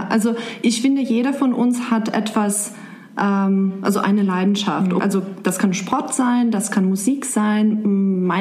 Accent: Serbia; German is a second language; moved away as an adult; also born or lived in Germany; now in Frankfurt, Germany; ich bin 29 Jahre alt. Ich komme ursprünglich aus Serbien und seit siebeneinhalb Jahren wohne ich in Deutschland.

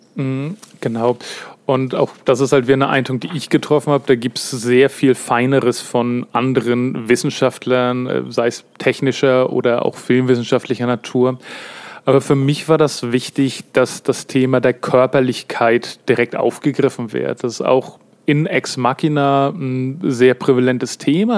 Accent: Kiel, Schleswig-Holstein, Germany; ursprünglich bin ich hier äh, nordisches Urgestein in Kiel geboren und aufgewachsen

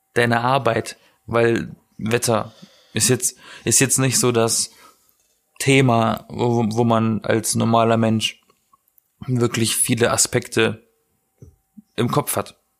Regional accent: Southern Germany, Germany; now in Berlin, Germany; ich komme aus Süddeutschland

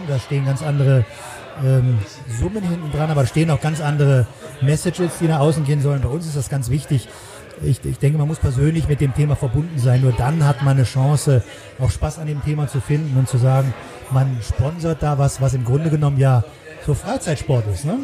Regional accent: Düsseldorf, North Rhine-Westphalia, Germany; moved away as an adult; also born or lived in Saarland / Zurich; now in Cologne, Germany; gebürtiger Saarländer, bin aber in Nordrhein-Westfalen in der, in der bösen Stadt aufgewachsen, in hm? Düsseldorf.

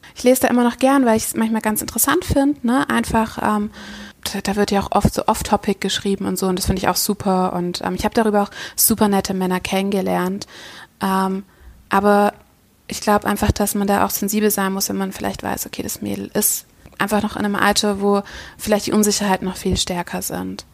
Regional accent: Düsseldorf, North Rhine-Westphalia, Germany; ich komme aus Düsseldorf

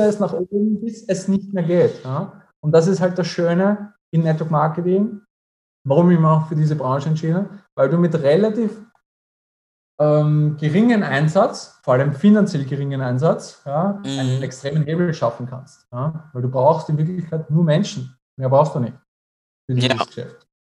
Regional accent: Austria; bei uns in Österreich

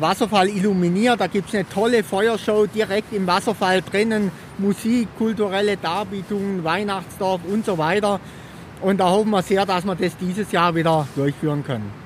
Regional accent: Triberg, Baden-Württemberg, Germany; Ich bin jetzt hier in meiner Heimatstadt seit etwa 20 Jahren

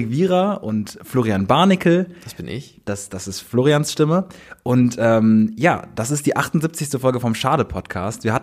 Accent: Bonn, North Rhine-Westphalia, Germany; moved away as an adult; now in Cologne, Germany; also wir kommen ja aus Bonn

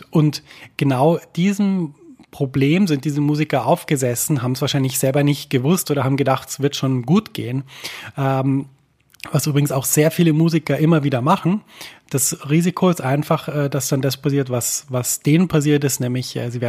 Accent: Germany; Und ich habe gemerkt, immer wenn ich sage, ich komme aus Deutschland, war es so ein bisschen, äh, oh, es tut uns wahnsinnig leid.

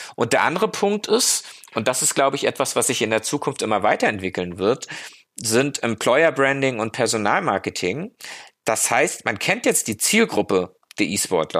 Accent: Germany; wir uns als Deutsche

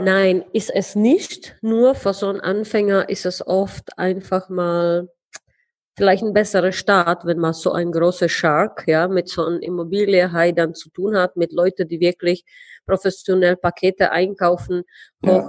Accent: Heidelberg, Baden-Württemberg, Germany; moved away as an adult; now in Prague, Czech Republic; ich komme ursprünglich aus Heidelberg, habe dort 22 Jahre gelebt, lebe jetzt ähm, ja fast über einen Jahr, ja mhm. fast zwei, mhm. in Prag

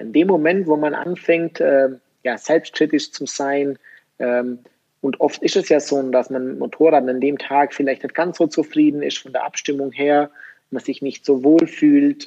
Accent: Germany; bei uns in Deutschland

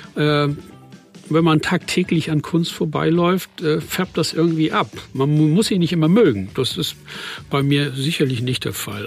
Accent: Fehmarn, Schleswig-Holstein, Germany; Beide kommen wir aus Ostholstein, ich von Fehmarn, er von, aus Oldenburg

